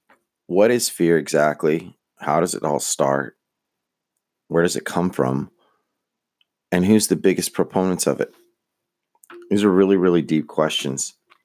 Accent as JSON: {"language": "English", "country": "United States", "said": "I'm Mexican American."}